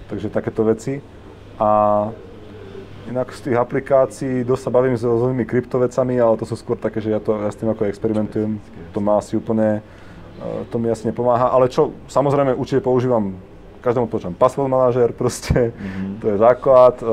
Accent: Žilina Region, Slovakia; A ja pochádzam z, z Kisúc, čo je proste sever Slovenska, Kisúcké nové mesto, Žilina, Čaca a tam.

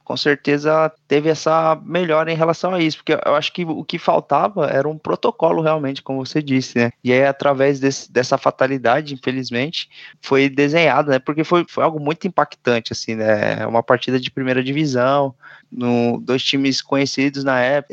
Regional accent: Brazil; a gente, como brasileiros

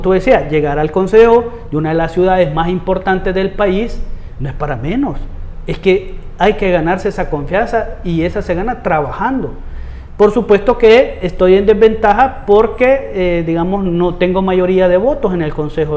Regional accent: Soyapango, San Salvador, El Salvador; Yo soy de La Coruña, de Soyapango. Allí he vivido más de 35 años

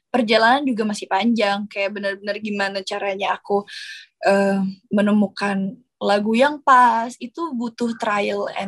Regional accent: Makassar, South Sulawesi, Indonesia; Apalagi aku berasal dari eh, daerah, aku berasal dari Makassar. Um, itu penuh perjuangan banget.

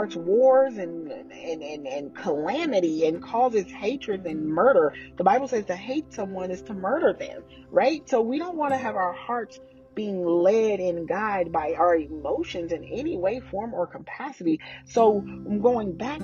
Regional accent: Oklahoma, United States; now in Texas, United States; I'm from Oklahoma. I live in Texas now.

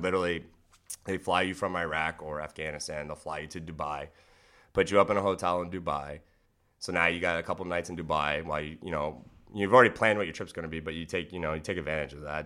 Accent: North Kingstown, Rhode Island, United States; I ended up growing up in North Kingstown, Rhode Island.

